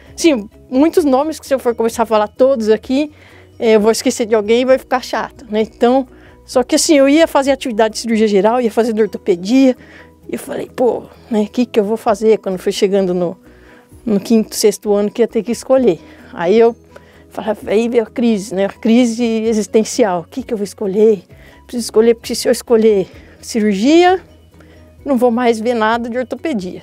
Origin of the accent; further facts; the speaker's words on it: Mogi das Cruzes, São Paulo, Brazil; moved away as an adult; now in São Paulo, Brazil; Eu nasci em Mogi das Cruzes